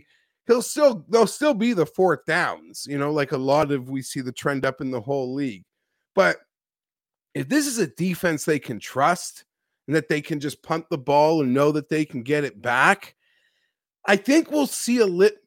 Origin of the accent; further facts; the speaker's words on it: Toronto, Ontario, Canada; I am from Canada, from Toronto, born and raised.